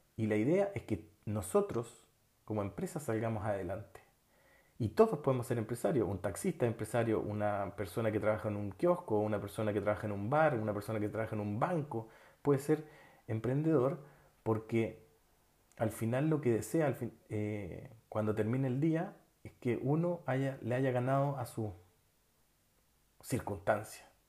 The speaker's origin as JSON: {"language": "Spanish", "country": "Chile", "also_born_or_lived": "Barcelona, Spain", "moved": "as an adult", "said": "Tuve mi primer y único hijo fuera de Chile, en España. Y sobre todo, cuando llegué de España, llegué con otra mentalidad llegué con otros conocimientos, llegué con otras habilidades que me abrieron el campo laboral en Chile."}